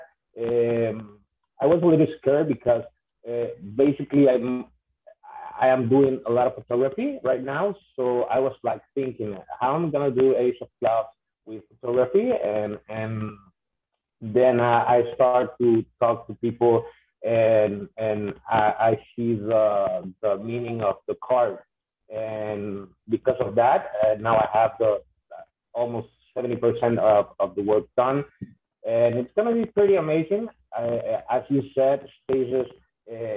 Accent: Honduras; I am from Honduras, Central America.

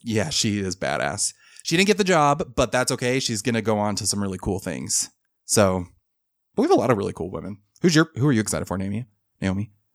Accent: Utah, United States; I am from Utah. So, uh, I actually, I grew up, I I grew up here, was raised here.

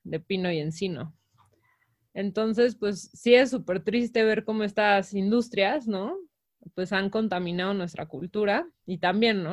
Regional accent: Mexico

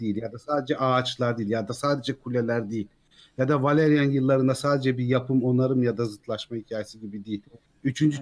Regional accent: Ankara, Turkey; moved away as an adult; now in Antalya, Turkey; Ankaralıyım ben

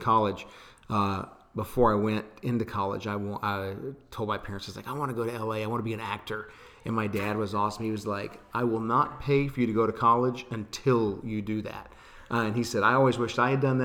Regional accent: Austin, Texas, United States; also born or lived in Los Angeles; my hometown and what we have here

